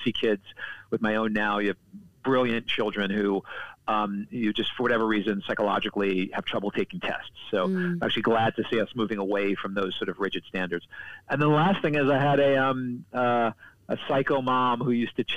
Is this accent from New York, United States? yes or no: yes; New York City, New York, United States; I was born and raised in Brooklyn, New York